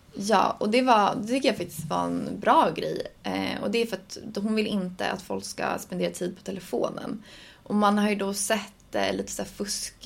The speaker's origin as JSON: {"language": "Swedish", "country": "Sweden", "said": "som svensk"}